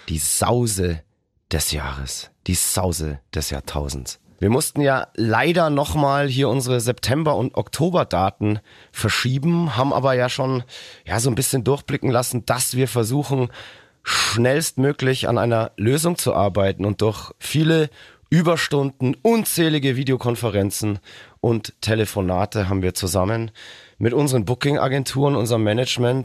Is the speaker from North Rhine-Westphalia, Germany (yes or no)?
no; Nuremberg, Bavaria, Germany; moved away; Nürnberg ist ja auf jeden Fall immer eine Reise wert und ja nach wie vor auch für mich immer was Besonderes, weil meine Geburtsstadt